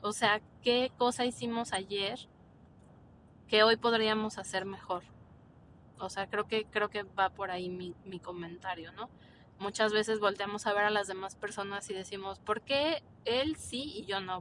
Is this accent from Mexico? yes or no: yes; Mexico